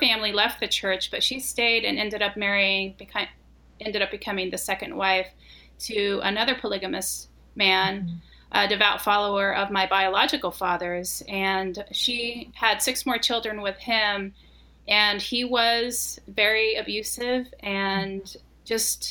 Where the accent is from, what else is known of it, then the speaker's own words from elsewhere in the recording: Colonia LeBaron, Chihuahua, Mexico; I grew up in Colonial LeBaron, and it was, or is still, a colony in Chihuahua, Mexico